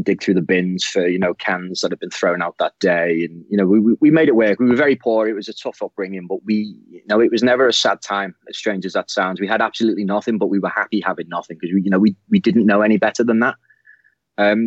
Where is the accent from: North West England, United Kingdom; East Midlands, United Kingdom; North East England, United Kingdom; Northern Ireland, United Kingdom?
North West England, United Kingdom; Moreton; So I grew up just outside of Liverpool. So we're in the Liverpool city region, as you will. It's a place called Moreton on the borough of Wirral.